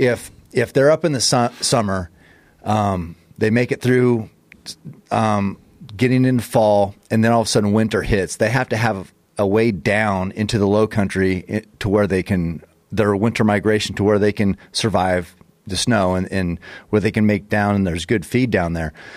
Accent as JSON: {"language": "English", "country": "United States", "said": "we're from America"}